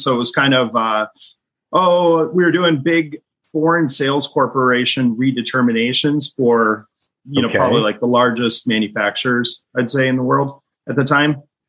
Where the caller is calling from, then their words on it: Fargo, North Dakota, United States; Fargo, North Dakota is always beautiful this time of January.